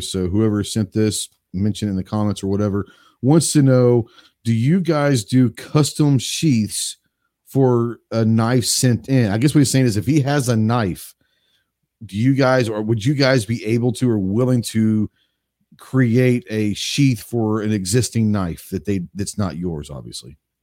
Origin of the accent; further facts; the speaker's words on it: Dallas, Texas, United States; now in Arkansas, United States; I grew up in Dallas